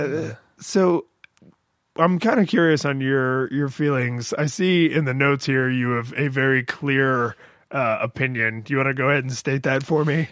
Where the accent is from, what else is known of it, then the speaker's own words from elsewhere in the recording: Florida, United States; a normal occurrence growing up in Florida